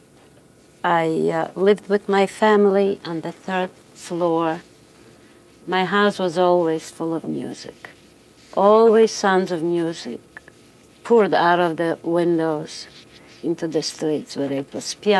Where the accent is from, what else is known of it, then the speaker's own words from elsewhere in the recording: Vilnius, Vilnius County, Lithuania; I was born in Vilna into a very musical family.